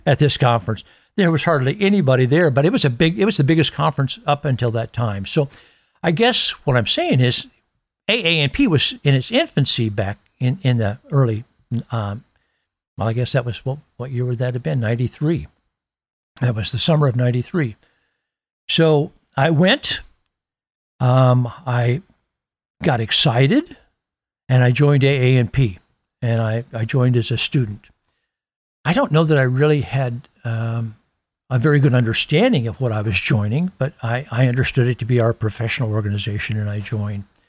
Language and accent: English; Iowa, United States; my hometown in Iowa